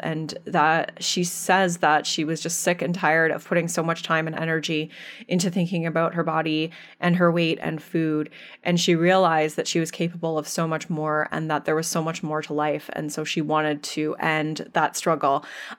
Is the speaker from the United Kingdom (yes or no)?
no; Canada; accent: Canadian; I am still in Canada here, holding down the fort for you. But you'll, yes, yeah, so oh, everyone will enjoy our Canadian accents.